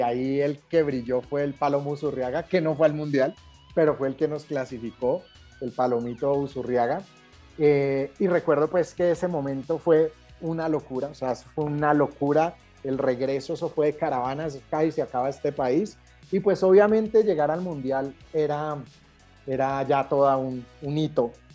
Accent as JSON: {"language": "Spanish", "town": "Cali", "region": "Valle del Cauca", "country": "Colombia", "tie": "born or raised there", "said": "me crié en Cali"}